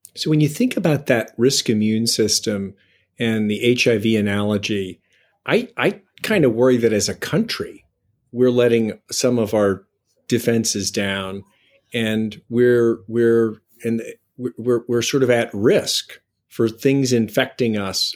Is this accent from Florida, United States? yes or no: no; Boston, Massachusetts, United States; I'm from Boston